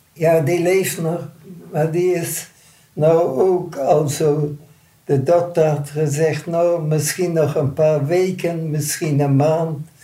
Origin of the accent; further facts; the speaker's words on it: Netherlands; moved away as an adult; also born or lived in Canada; ik ben als Nederlander veroordeeld. Ik ben als Nederlander naar Nederland gekomen